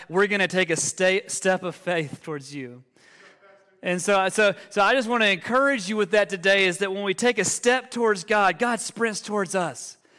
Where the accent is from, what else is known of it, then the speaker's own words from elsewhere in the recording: Alabama, United States; moved away as an adult; now in Denver, United States; we're originally from, from Alabama. Uh, and we moved to the Denver Metro about four years ago